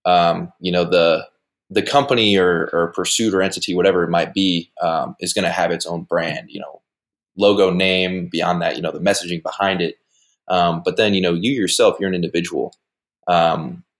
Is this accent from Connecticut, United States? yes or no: no; Westfield, Indiana, United States; I'm from Westfield, Indiana. Went to Garen Catholic High School